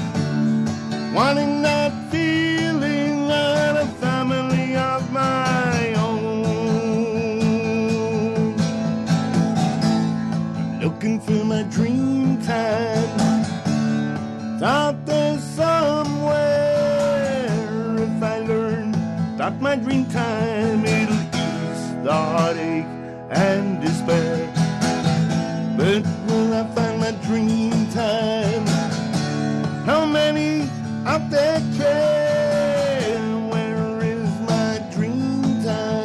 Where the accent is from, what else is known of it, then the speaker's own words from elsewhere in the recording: Melbourne, Victoria, Australia; also born or lived in Horsham / Dimboola; I was born in Horsham, spent the first 2.5 years in Dimboola, and then they put my brother, my sister, myself on a train and sent us to Melbourne.